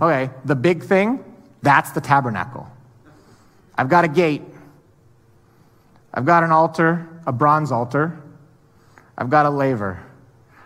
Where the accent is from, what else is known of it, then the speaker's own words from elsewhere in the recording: Hawaii, United States; I'm from Hawaii